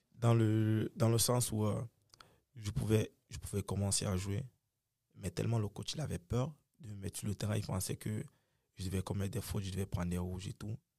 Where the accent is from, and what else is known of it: Cameroon; moved away as an adult; also born or lived in United States